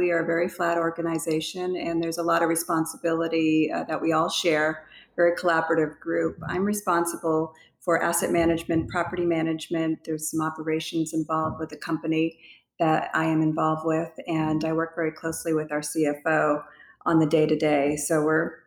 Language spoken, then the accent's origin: English; New Hampshire, United States; moved away; I grew up in New Hampshire, East Coast